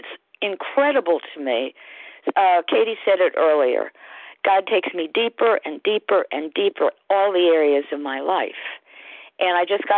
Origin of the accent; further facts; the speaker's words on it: Connecticut, United States; I'm from Connecticut